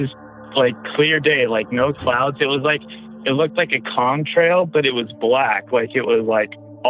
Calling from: Colorado, United States; I'm calling from Colorado.

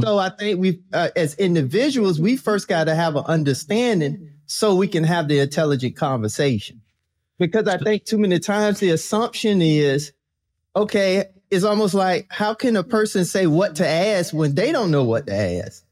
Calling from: Virginia, United States; I'm calling in from Virginia

